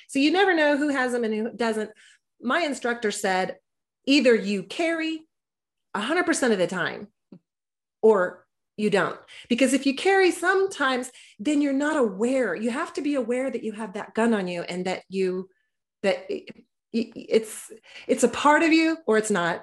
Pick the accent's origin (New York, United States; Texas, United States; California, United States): Texas, United States; I was raised in Texas by gun owners